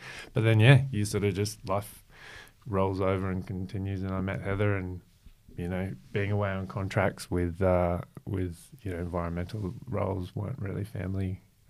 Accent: Brisbane, Queensland, Australia; moved away as an adult; also born or lived in Melbourne / Gold Coast; now in Sunshine Coast, Australia; So I'm Brisbane based boy. Yeah. We moved there from Melbourne when I was like three

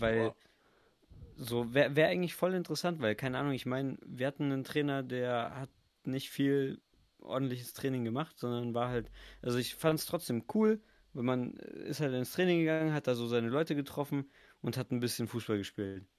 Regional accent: Bavaria, Germany; bin ja in Bayern und ich bin ja auch in Bayern geboren.

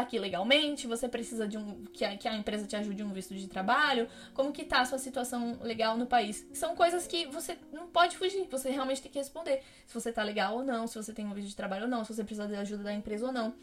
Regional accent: Brazil; moved away as an adult; now in France; eu sou brasileiro

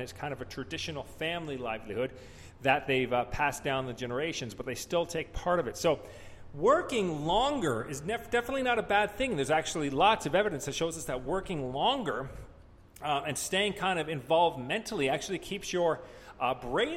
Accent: Canada; I'm Canadian

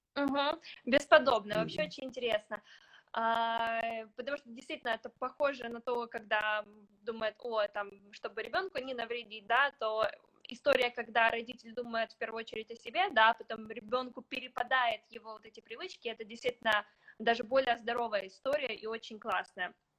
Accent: Ukraine; мы с тобой выросли в Украине

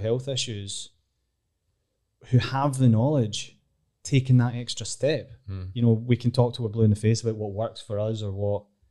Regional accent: Glasgow, Scotland, United Kingdom; I'm from Glasgow

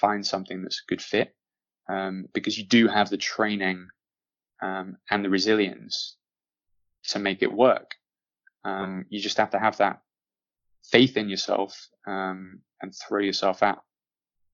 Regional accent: Manchester, North West England, United Kingdom; I grew up in Manchester, had a pretty stable and normal and happy upbringing

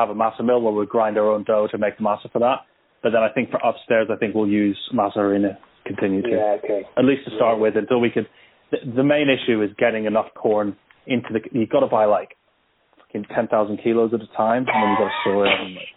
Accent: California, United States; moved away; I grew up in California

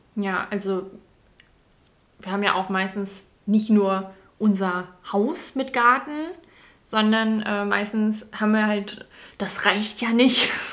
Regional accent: a village in Hesse, Germany; also born or lived in Frankfurt; ich bin in Frankfurt geboren und äh, wir sind auch tatsächlich nur aufs Dorf gezogen

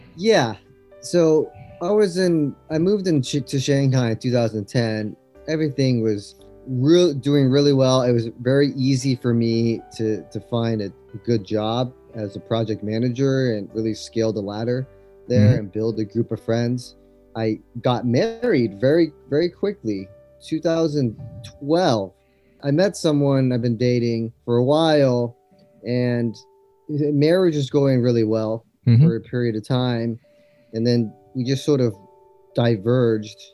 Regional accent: Los Angeles, California, United States; moved away as an adult; also born or lived in Berkeley, United States / China; I grew up in Los Angeles, and I moved to China in 2010

